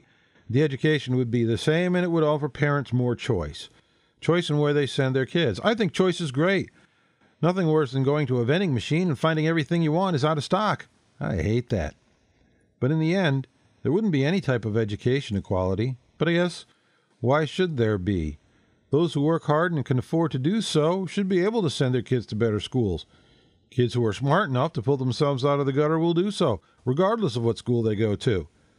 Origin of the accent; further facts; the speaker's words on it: Canada; now in Melbourne, Australia; Here in Australia, I'm a Canadian who lives in Melbourne, they have an interesting mix, public-private.